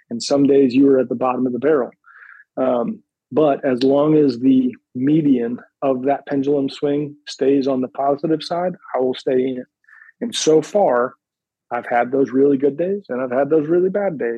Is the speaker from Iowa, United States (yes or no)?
no; Pennsylvania, United States; born there; So I was born outside of Philadelphia, uh, in the suburbs of Philadelphia, about 45 minutes north of the city.